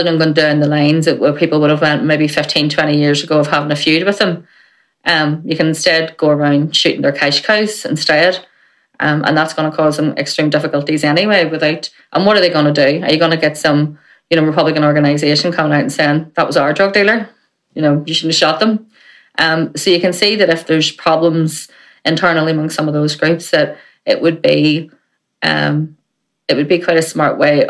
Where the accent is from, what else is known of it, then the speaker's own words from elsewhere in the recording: Belfast, Northern Ireland, United Kingdom; when I was growing up in West Belfast